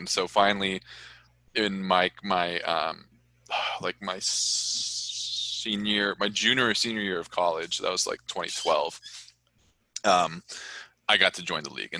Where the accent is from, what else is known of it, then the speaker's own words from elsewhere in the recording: Orange County, California, United States; I grew up in Orange County, like a stone's throw from Anaheim Stadium